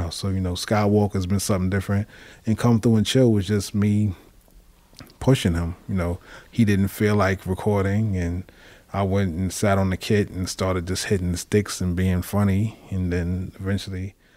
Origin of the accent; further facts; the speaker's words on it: West Coast, United States; I'm from the West Coast.